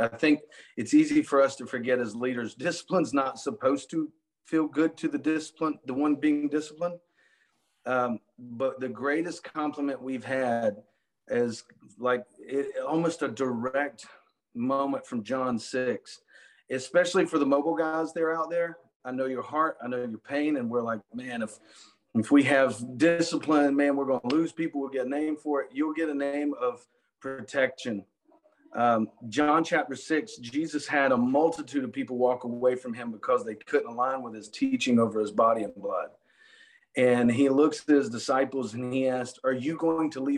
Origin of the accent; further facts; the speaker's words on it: the South, United States; I'm from the South